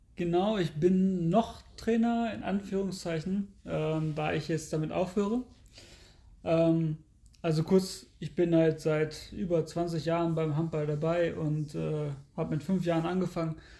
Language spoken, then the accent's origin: German; Lehrte, Lower Saxony, Germany; ich komme ja aus Lehrte